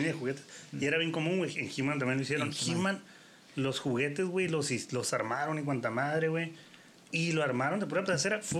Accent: Mexico; uno como mexicano

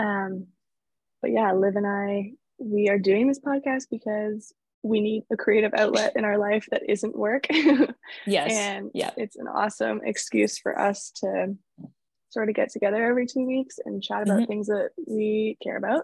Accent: Toronto, Ontario, Canada; We're both from Toronto

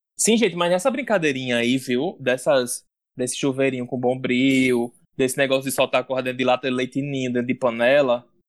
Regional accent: Northeast Region, Brazil; como bons nordestinos

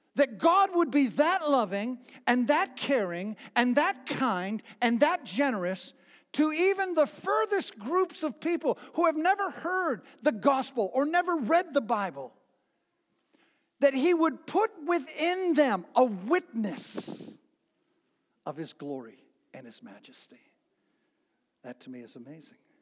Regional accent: New Bedford, Massachusetts, United States; when I was a little boy growing up in New Bedford, Massachusetts

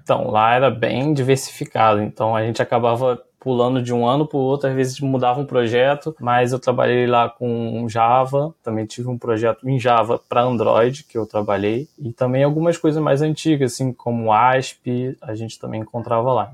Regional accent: Rio de Janeiro, Brazil; eu sou do Rio de Janeiro

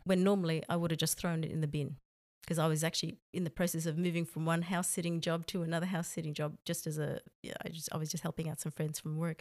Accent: Australia; moved away as an adult; now in Saudi Arabia; I'm from Australia

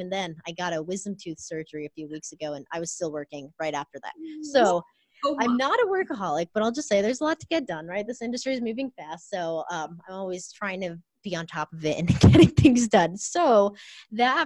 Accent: Orange County, California, United States; I grew up in Orange County in California

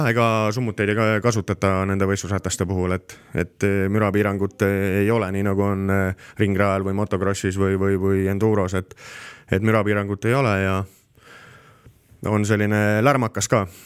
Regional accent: Estonia; aga selles mõttes oleme eestlased on väga kõvad sõitjad

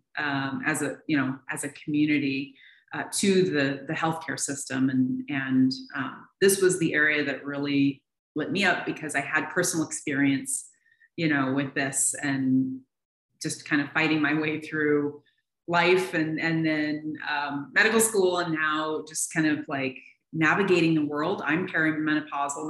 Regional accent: Seattle, Washington, United States; moved away as an adult; now in Tucson, United States; I was born and raised in Seattle.

